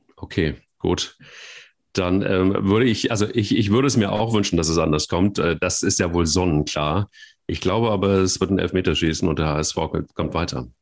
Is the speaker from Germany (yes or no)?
yes; Cologne, North Rhine-Westphalia, Germany; wir als Kölner